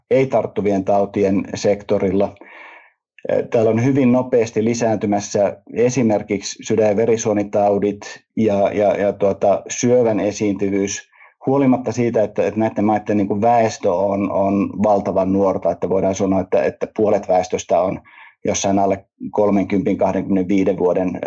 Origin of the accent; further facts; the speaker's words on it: Finland; Ja, ja kyllä meidän niin pienenä kansana Suomessa, niin kyllä me pitää olla niin eturintamassa siinä